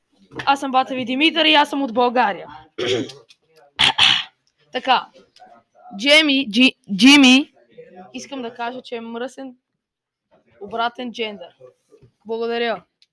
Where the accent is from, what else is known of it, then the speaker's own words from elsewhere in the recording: India; I'm Indian.